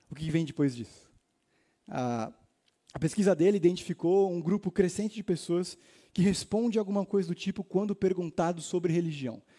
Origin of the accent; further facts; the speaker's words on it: Itaim, São Paulo, Brazil; eu sou aqui do Itaim.